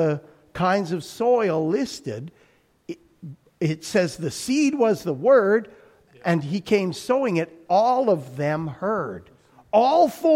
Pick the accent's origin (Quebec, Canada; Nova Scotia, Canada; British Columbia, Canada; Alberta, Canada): Alberta, Canada; My growing up in Alberta, I have pictures of wheat fields that go on forever